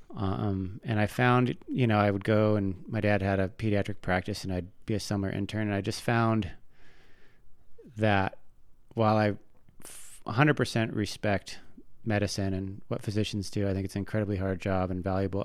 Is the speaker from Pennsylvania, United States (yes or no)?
no; Tacoma, Washington, United States; now in Bitterroot Valley, Montana, United States; where I grew up in Tacoma, Washington, the big thing are these salt marshes